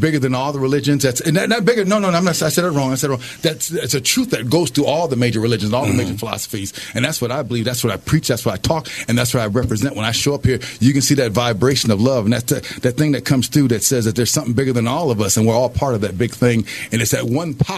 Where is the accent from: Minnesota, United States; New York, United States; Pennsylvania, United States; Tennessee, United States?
Minnesota, United States; Minneapolis; also born or lived in Albuquerque, New Mexico; I was born in Albuquerque, New Mexico. I was raised here in Minneapolis, Minnesota.